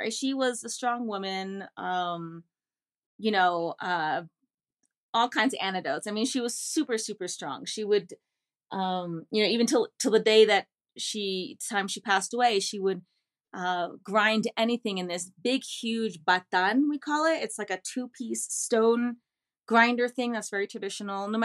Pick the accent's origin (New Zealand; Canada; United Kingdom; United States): United States; first language English and Spanish; also born or lived in New York City, United States / Virginia, United States; I was born in New York City, but raised in the DC metro area in the largest Bolivian and the largest Quechua community in the US. Uh, my father's from La Paz, Bolivia, and my mom is from North America.